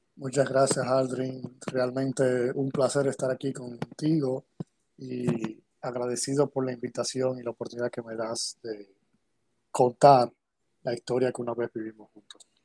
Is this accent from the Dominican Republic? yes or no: yes; Santo Domingo, Dominican Republic; Yo nací aquí en República Dominicana, en Santo Domingo, eh, en el año 82, 1982